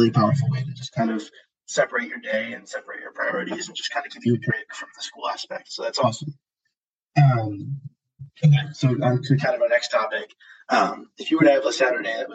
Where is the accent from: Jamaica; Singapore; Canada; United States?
United States; Chicago, Illinois; moved away as an adult; now in Los Angeles, United States; I'm also from Chicago too. That's Christian and I know each other from high school